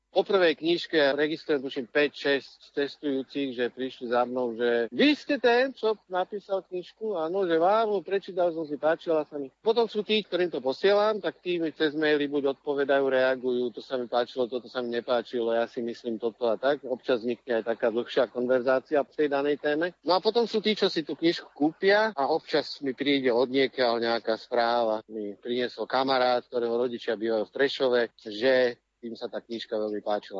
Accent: Bratislava, Bratislava Region, Slovakia; moved away; also born or lived in Czech Republic; Kvôli jeho práci sme sa odsťahovali do Čech, lebo ja som sa narodil v Bratislave, kde som boli na rôznych dvoch miestach a potom, keď som bol v 7. triede, tak som sa vrátil späť do Bratislavy aj spolu s rodičmi.

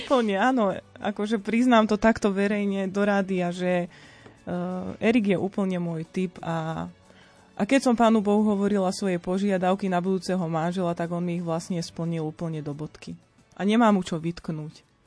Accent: Nová Bošáca, Trenčín Region, Slovakia; ja som e, z Novej Bošáce, to je malebná dedinka v Bielých Karpatoch. E, je to vlastne novomeský okres.

